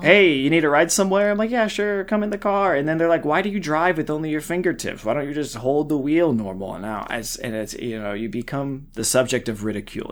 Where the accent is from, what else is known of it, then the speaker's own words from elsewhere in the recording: the Ozarks, United States; I grew up in the Ozarks